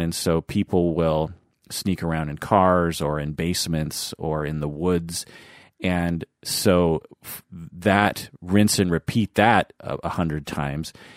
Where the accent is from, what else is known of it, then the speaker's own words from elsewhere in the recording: Seattle, Washington, United States; accent: American, Seattle accented English; I speak American, Seattle accented English